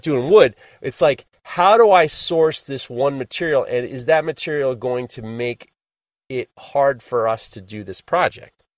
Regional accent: New York, United States; I am a born and bred New Yorker

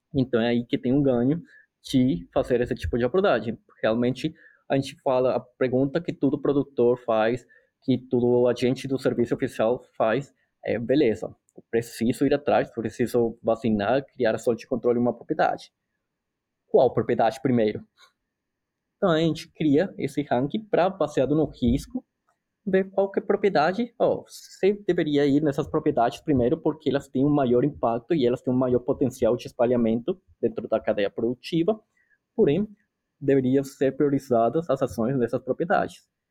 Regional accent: Colombia; Portuguese is a second language; moved away as an adult; also born or lived in São Paulo, Brazil; now in North Carolina, United States; eu sou colombiano, eu sou médico veterinário na Colômbia

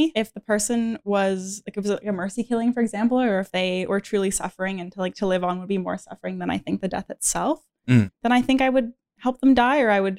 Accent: Alberta, Canada; I'm from Alberta, so I don't really know anything African.

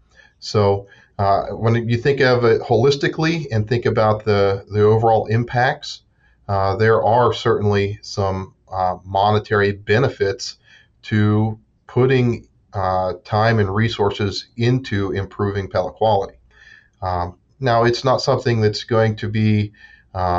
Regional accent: Southeast Ohio, United States; moved away as an adult; also born or lived in West Virginia; now in Pennsylvania, United States; I grew up in Southeast Ohio on a small cow-calf

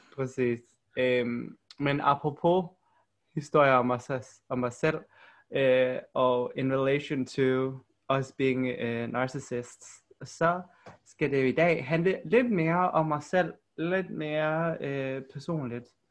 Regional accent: Aarhus, Central Denmark Region, Denmark; also born or lived in South Korea; jeg er fra Aarhus, eller om jeg skal sige, at jeg er fra Korea

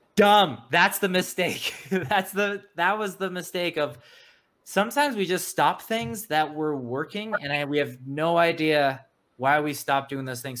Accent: South Africa; now in United States; I'm originally from South Africa, a, an immigrant. And when we came to America, we had no money at all.

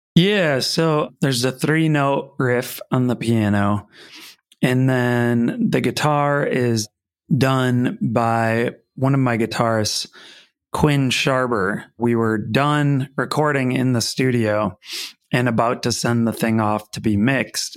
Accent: Ellsworth, Wisconsin, United States; I grew up in Ellsworth

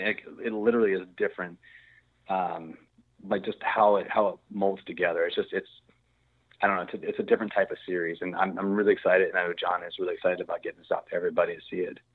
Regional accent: Virginia, United States; moved away as an adult; now in Texas, United States; I'm from Virginia, so I grew up with the snow and all that stuff.

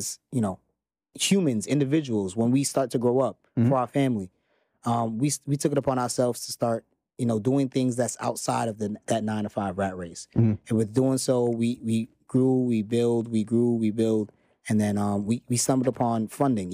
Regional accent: New York City, New York, United States; I am from Queens, New York

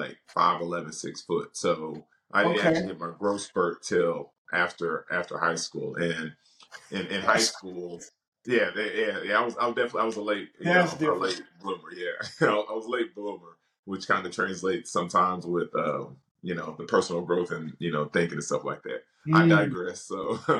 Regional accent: Dallas, Texas, United States; I'm from Dallas, so live here in Dallas.

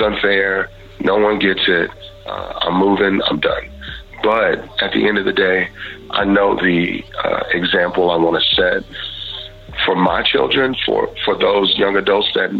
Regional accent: Houston, Texas, United States; I grew up in Texas and Houston.

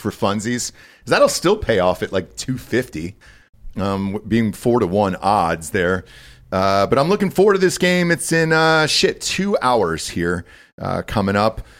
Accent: Georgia, United States; I'm from Georgia.

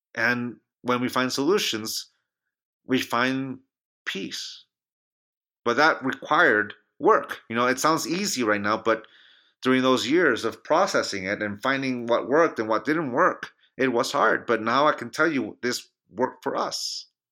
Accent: Chula Vista, California, United States; now in Reno, United States; My hometown of San Diego, California

